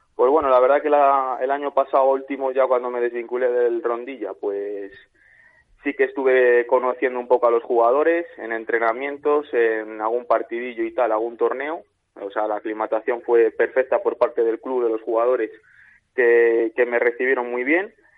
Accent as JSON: {"language": "Spanish", "town": "Valladolid", "region": "Castile and León", "country": "Spain", "said": "yo como vallisoletano"}